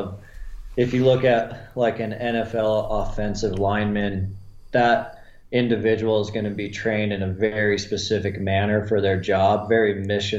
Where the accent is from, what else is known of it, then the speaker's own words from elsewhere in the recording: Montana, United States; also born or lived in Wyoming; I'm a Montana kid. I was born in Wyoming, but we only lived there about 6 months before I moved to Montana. So I've been in Montana my entire life